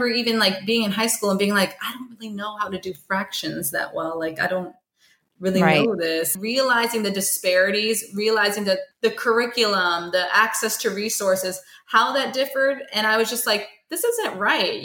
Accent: Stone Mountain, Georgia, United States; growing up in Stone Mountain.

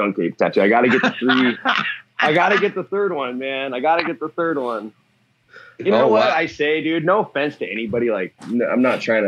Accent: Newport, Washington, United States; I grew up in Newport, Washington, which is like way north of here, pretty close to Canada

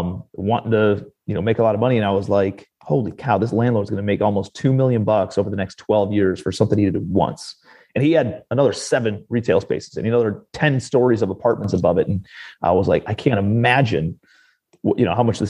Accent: Cleveland, Ohio, United States; moved away as an adult; also born or lived in New York City; I'm from Cleveland, Ohio originally, but I moved out to New York City

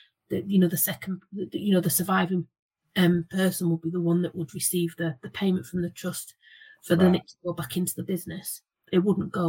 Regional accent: Geordie, North East England, United Kingdom; accent: Geordie; now in Yorkshire, United Kingdom; being a Geordie living in Yorkshire

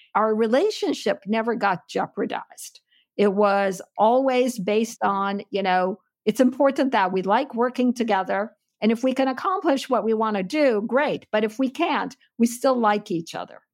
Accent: Istanbul, Turkey; moved away as an adult; also born or lived in Chicago / Stanford; I was born and raised in Istanbul. I'm full-blooded Armenian who grew up in Turkey.

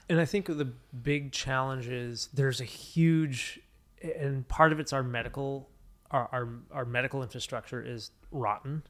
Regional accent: Midwest, United States; I grew up in the Midwest

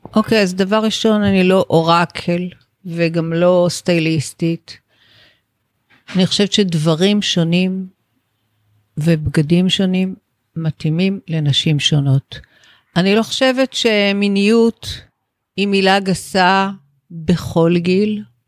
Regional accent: Israel; גדלתי בישראל של שנות ה-60

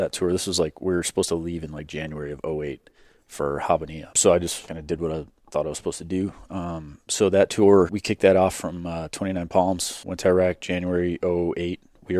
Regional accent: Chicago, Illinois, United States; moved away; I grew up in Chicago in the suburbs.

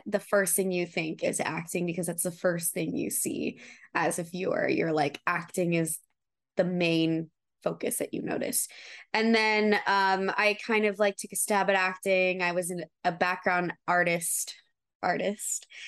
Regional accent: Atlanta, Georgia, United States; now in Los Angeles, United States; I'm actually from Atlanta. Atlanta

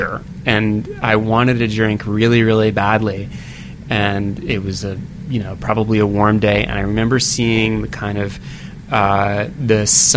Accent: Woodbury, Connecticut, United States; also born or lived in Waterbury, Connecticut; now in New York City, United States; I was born in Connecticut, in northwestern Connecticut, Waterbury, which is very close to the town I grew up in, Woodbury, Connecticut.

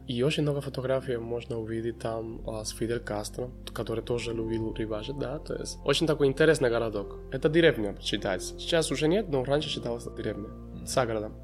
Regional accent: Cuba; Russian is a second language; moved away as an adult; now in Kazakhstan; Я уже не могу говорить, что я только кубинец. Да, я и казахстанец

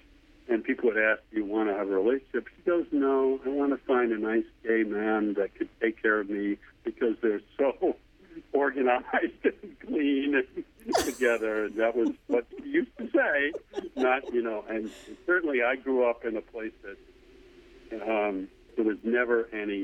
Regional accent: New York area, United States; born or raised there

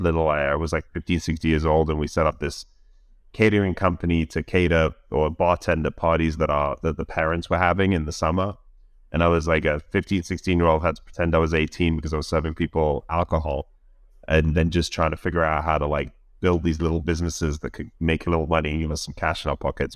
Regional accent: London, United Kingdom; moved away as an adult; now in United States; I grew up in London all my life.

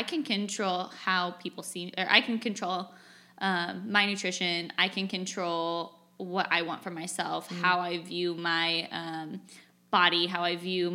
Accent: California, United States; moved away as an adult; also born or lived in Boise, Idaho / Indiana; I grew up in California

